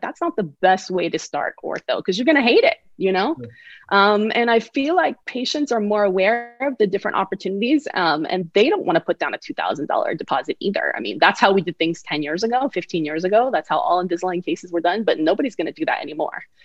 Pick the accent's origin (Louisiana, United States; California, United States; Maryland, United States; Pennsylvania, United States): California, United States; Bay Area; also born or lived in Connecticut; which was actually my hometown school because I'm from the Bay Area.